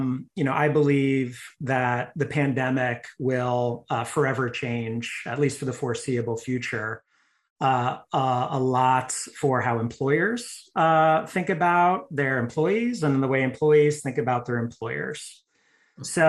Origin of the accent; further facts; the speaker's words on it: New Jersey, United States; moved away as an adult; also born or lived in Colorado / San Francisco Bay Area; now in Austin, United States; I grew up in New Jersey